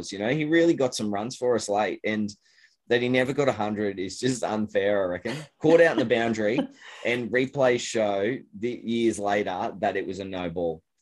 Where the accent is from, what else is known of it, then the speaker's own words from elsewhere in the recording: Australia; You know, and being an Australian um, hmm.